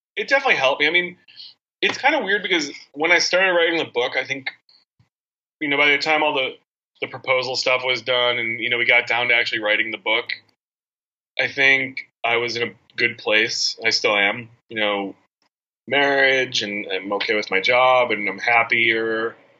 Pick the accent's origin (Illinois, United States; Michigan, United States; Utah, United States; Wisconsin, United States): Illinois, United States; Chicagoland suburbs; moved away as an adult; now in New York, United States; growing up in the Chicagoland suburbs, like 18 years